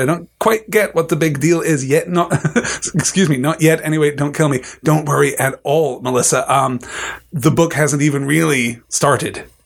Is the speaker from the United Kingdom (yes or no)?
yes; United Kingdom; as a British person